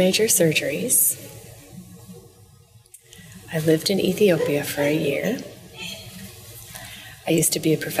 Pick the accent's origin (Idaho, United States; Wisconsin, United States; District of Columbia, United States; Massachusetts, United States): Wisconsin, United States; now in Houston, United States; I'm from the Midwest, Wisconsin. So yeah, I've lived all over since then